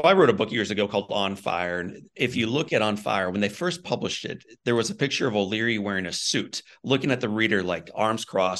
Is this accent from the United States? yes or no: yes; Missouri, United States; I'm from Missouri.